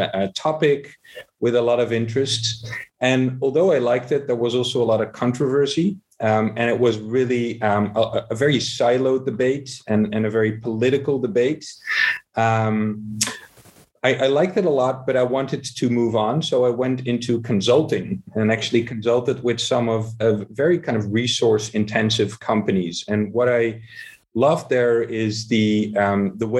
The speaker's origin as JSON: {"language": "English", "town": "Amsterdam", "region": "North Holland", "country": "Netherlands", "tie": "born or raised there", "said": "here in Amsterdam, my hometown"}